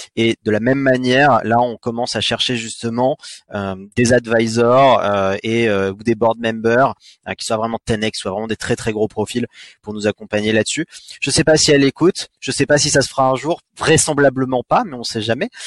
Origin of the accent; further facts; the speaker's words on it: France; also born or lived in United States; on est français